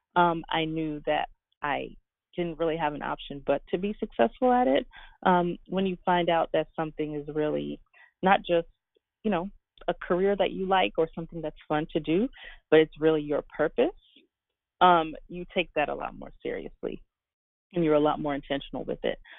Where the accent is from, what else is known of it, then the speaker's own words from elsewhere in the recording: Guyana; I was born in Guyana in the Caribbean